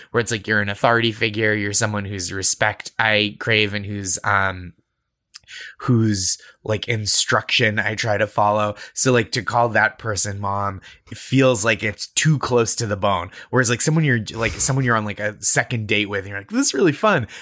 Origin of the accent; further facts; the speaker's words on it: New England, United States; I grew up in New England.